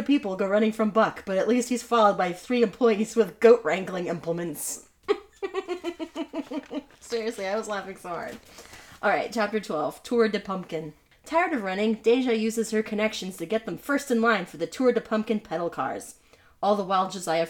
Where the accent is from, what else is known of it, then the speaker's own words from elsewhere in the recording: Pacific Northwest, United States; we're from Pacific Northwest